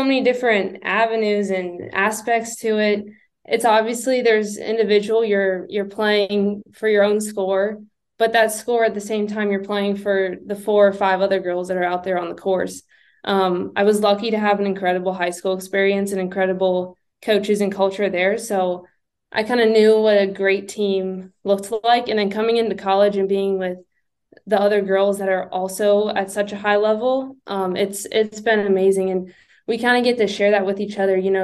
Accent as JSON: {"language": "English", "region": "Ohio", "country": "United States", "tie": "born or raised there", "said": "I grew up in Ohio"}